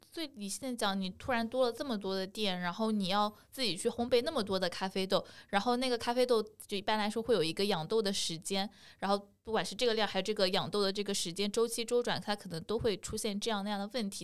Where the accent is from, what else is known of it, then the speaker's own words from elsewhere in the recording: Haimen, Jiangsu, China; moved away; 我们海门，海门市首家星巴克